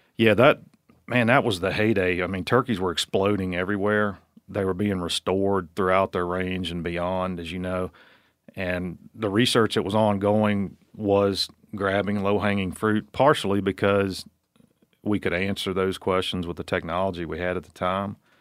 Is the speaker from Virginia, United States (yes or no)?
yes; Virginia, United States; I grew up in Virginia as a suburban kid that got to hunt on Saturdays with his dad